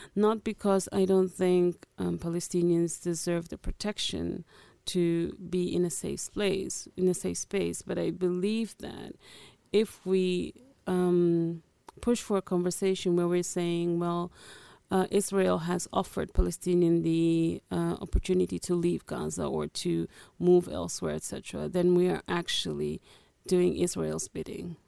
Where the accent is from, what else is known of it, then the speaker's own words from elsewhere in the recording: Netherlands; moved away as an adult; also born or lived in Angola; now in London, United Kingdom; I am originally from Angola. I grew up in the Netherlands as a refugee